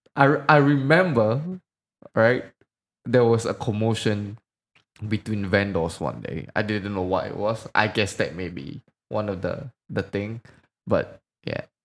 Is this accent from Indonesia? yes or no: yes; Medan, North Sumatra, Indonesia; where I'm from, um, I'm from Medan